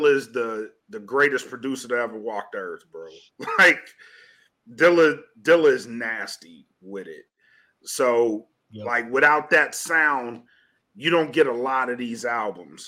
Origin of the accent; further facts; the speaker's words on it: the South, United States; I'm from the South